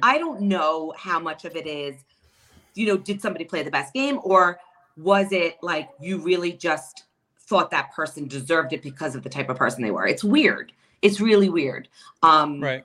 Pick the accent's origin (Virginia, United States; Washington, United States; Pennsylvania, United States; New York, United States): New York, United States; New York City; now in Long Island, United States; I was not born and raised in Long Island. I'm a Queens girl.